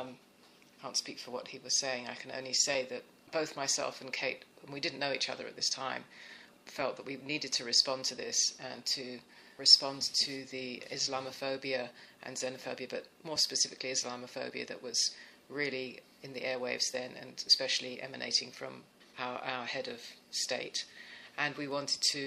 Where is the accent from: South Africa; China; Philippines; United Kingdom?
United Kingdom; England; moved away as an adult; now in United States; Growing up in England, my Christmas Day was what you would imagine a traditional English Christmas meal would be